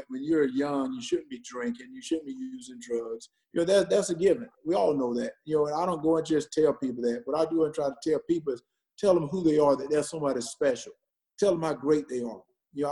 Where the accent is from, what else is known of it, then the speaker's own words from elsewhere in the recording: Wrightsville, Georgia, United States; also born or lived in Minnesota; I moved from Wrightsville, where I had this close-knit family, and moved to the University of Georgia